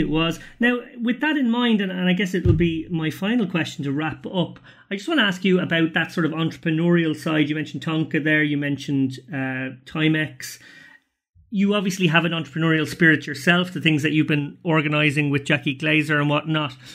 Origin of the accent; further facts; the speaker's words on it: Ireland; as an Irish person